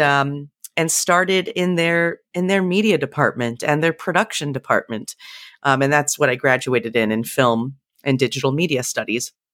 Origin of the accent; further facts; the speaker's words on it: San Jose, California, United States; moved away as an adult; also born or lived in central Pennsylvania; now in Pennsylvania, United States; I was born and raised in the Bay Area in California, really in the heart of Silicon Valley